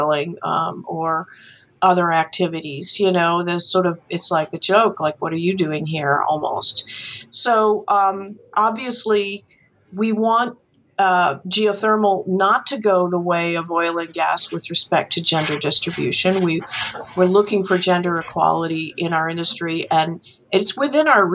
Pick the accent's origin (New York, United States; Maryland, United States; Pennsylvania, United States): New York, United States; I grew up in New York, you know, in a family that in which three of my four grandparents were university educated